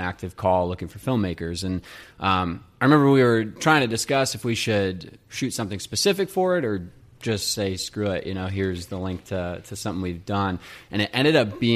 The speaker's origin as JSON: {"language": "English", "town": "Crown Point", "region": "Indiana", "country": "United States", "tie": "born or raised there", "also_born_or_lived": "Boston", "moved": "as an adult", "lives_now": "Chicago, United States", "said": "really grew up in Crown Point"}